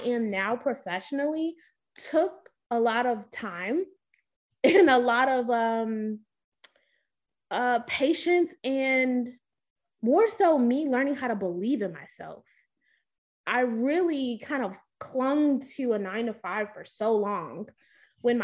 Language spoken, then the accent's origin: English; Chicago, Illinois, United States; moved away as an adult; also born or lived in Baltimore / Nashville / Houston; now in Atlanta, United States; I'm originally from Chicago, Illinois.